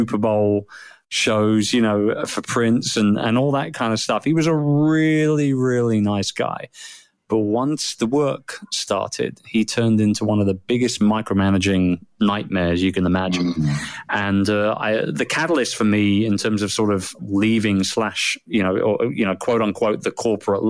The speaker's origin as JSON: {"language": "English", "country": "United Kingdom", "said": "I'm a Brit, and which is why I sound strange"}